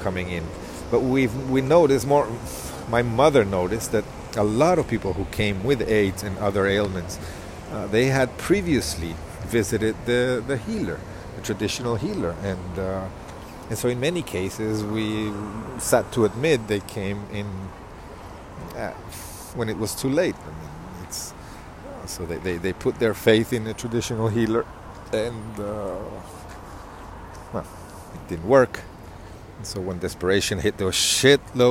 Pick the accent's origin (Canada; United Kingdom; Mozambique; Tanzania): Mozambique; I grew up in Mozambique